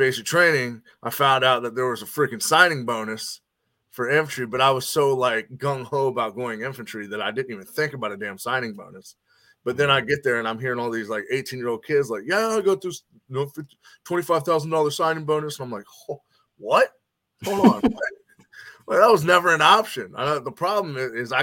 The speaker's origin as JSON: {"language": "English", "region": "Northern Kentucky", "country": "United States", "tie": "born or raised there", "also_born_or_lived": "Cincinnati, Ohio", "moved": "yes", "lives_now": "Nashville, United States", "said": "I grew up in Northern Kentucky, right on the other side of Cincinnati."}